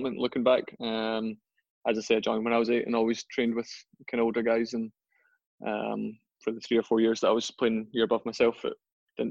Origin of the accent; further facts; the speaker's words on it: Gourock, Scotland, United Kingdom; I grew up in Gourock.